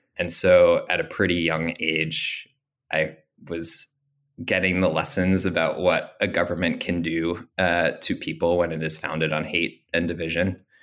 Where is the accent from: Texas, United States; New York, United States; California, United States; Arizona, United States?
New York, United States; Long Island; growing up on Long Island